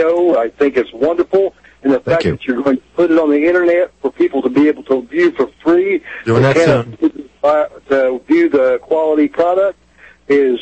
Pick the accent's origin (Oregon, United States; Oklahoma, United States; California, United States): Oklahoma, United States; Oklahoma City; I am from Oklahoma City. My father had a shop blocks away from